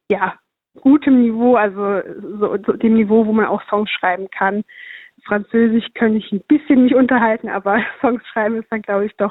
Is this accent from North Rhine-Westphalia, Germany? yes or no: no; Saarbrücken, Saarland, Germany; Ich komme ja selber aus Saarbrücken und versuche immer mal wieder auch aus der Stadt rauszukommen, weil man hier irgendwann alles gesehen hat